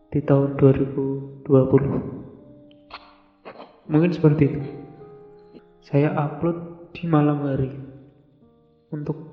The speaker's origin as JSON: {"language": "Indonesian", "country": "Indonesia", "accent": "medok", "said": "logat saya logat medok yang yang ngomong pakai bahasa Indonesia"}